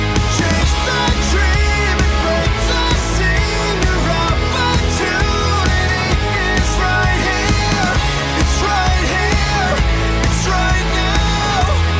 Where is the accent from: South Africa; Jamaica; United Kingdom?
United Kingdom; England; I mean, I'm British.